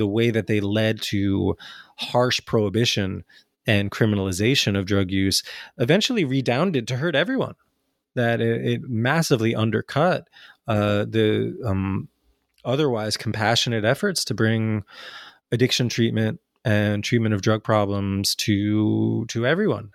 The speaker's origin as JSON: {"language": "English", "country": "United States", "tie": "born or raised there", "also_born_or_lived": "New Jersey / New York", "said": "growing up in New Jersey and New York"}